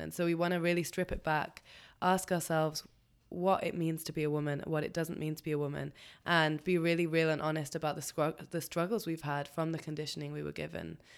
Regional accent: England, United Kingdom; I'm half Pakistani, so there's definitely way more dark hair happening than most people that I grew up around in England

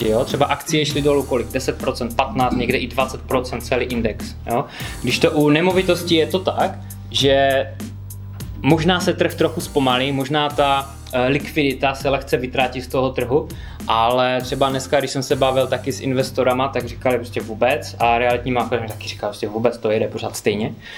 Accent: Karviná, Moravian-Silesian Region, Czechia; moved away as an adult; also born or lived in United Kingdom; pocházím z Karviné

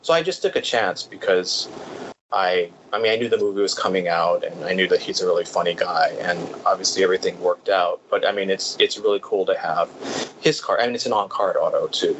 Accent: Hawaii, United States; also born or lived in California; I was actually born in California, but I moved to Hawaii when I was about three.

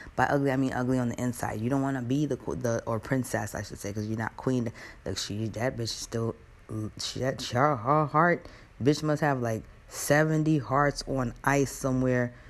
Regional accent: United States; I'm an American

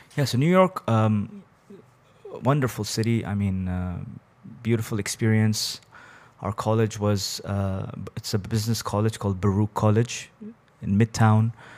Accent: Bahrain; born or raised there; also born or lived in Abu Dhabi, United Arab Emirates

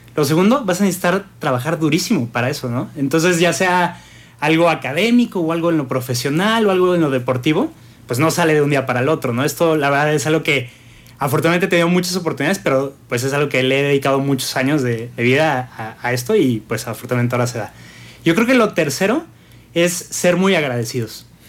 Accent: Mexico; también México me ha dado todo, ¿no? Yo aquí nací

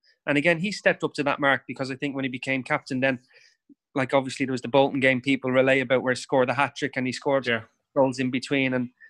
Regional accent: Dublin, Leinster, Ireland; And that was growing up in Dublin.

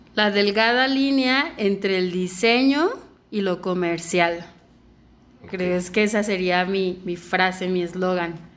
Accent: Mexico; soy mexicana, me encanta ser mexicana

